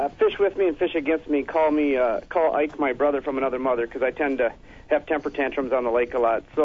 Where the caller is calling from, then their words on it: Minnesota, United States; Uh, … from Minnesota.